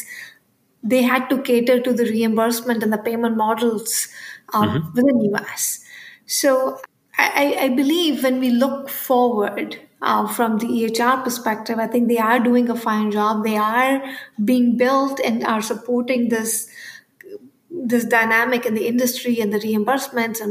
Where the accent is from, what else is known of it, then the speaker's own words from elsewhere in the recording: India; moved away; I grew up in India